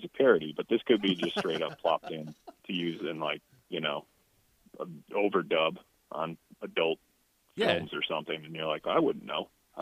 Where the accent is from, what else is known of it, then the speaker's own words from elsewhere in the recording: Buffalo, New York, United States; now in Los Angeles, United States; I'm from Buffalo